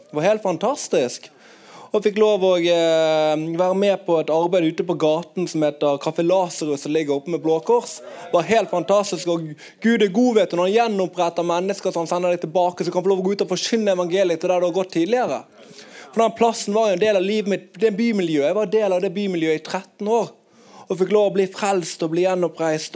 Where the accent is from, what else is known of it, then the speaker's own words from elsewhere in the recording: Bergen, Vestland, Norway; jeg kommer fra Arna